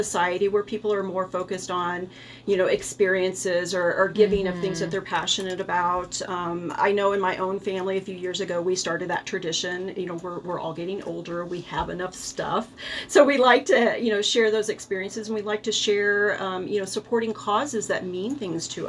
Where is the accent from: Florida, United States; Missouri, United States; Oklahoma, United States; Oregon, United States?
Missouri, United States; Rolla; moved away as an adult; also born or lived in Colorado Springs, Colorado; when this opportunity to come back to my hometown